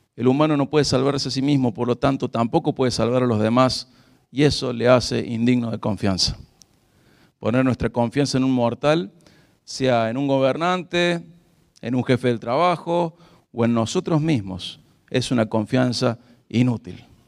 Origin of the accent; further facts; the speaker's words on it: Argentina; nosotros como argentinos